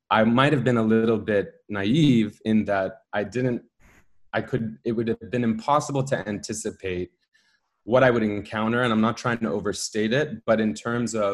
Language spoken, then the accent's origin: English; United States; born there; I was born in the United States